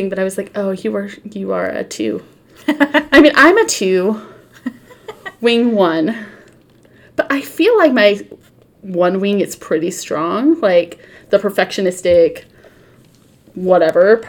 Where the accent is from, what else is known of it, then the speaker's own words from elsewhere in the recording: California, United States; I'm very California